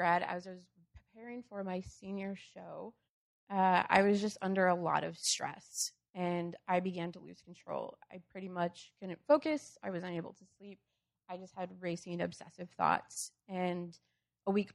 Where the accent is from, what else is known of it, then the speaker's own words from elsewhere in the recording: Wisconsin, United States; moved away as an adult; now in Urbana-Champaign, United States; I grew up in Wisconsin